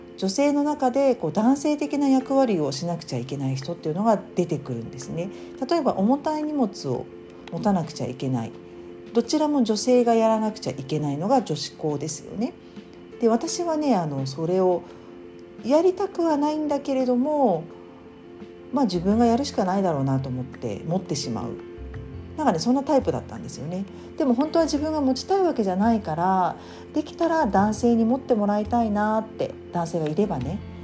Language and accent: Japanese; Japan; 日本で生まれ育った私